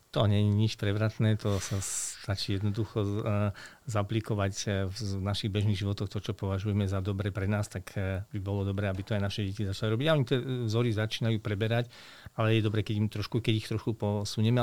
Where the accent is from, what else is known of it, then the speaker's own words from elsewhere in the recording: Veľké Kršteňany, Trenčín Region, Slovakia; ja som vyrastal v nelahkých podmienkách. Pochádzam e, z, z hranice stredného západného Slovenska, dedina Veľké Krštiňany, je to pri partizánskom